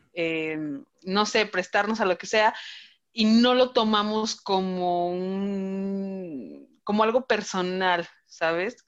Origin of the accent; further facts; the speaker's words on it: Celaya, Guanajuato, Mexico; also born or lived in Mexico City; Ciudad de México y Celaya, porque yo nací en Ciudad de México, entonces yo soy chilanga y vivía allá hasta los siete años